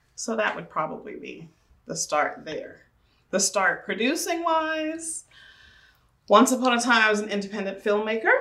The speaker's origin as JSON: {"language": "English", "town": "Tulsa", "region": "Oklahoma", "country": "United States", "said": "I am from Tulsa, Oklahoma"}